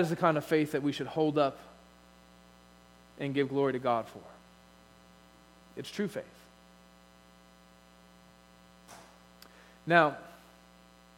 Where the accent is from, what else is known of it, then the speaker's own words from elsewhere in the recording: United States; as American Christians